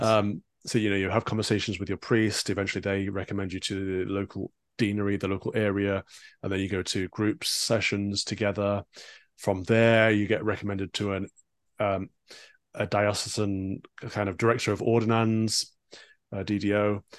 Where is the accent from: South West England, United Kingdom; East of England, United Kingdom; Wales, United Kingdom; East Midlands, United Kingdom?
East Midlands, United Kingdom; born and raised in the Midlands, so for an, an, an American audience, that's Sherwood Forest